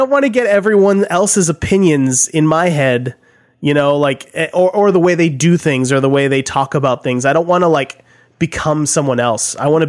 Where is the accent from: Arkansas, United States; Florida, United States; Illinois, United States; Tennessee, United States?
Tennessee, United States; Nashville; I grew up listening to in Nashville